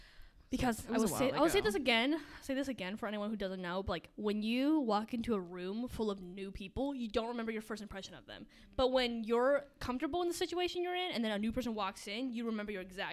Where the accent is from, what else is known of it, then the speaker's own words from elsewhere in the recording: Frisco, Texas, United States; We're both from Frisco